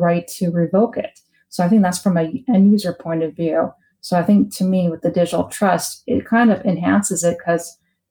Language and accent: English; Canada; as a Canadian